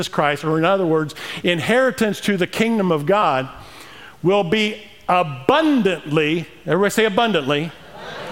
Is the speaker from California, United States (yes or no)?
no; Emden, Illinois, United States; moved away; Growing up in Emden, Illinois, 550 people, you know. Well, 548 since my brother and I left 40 years ago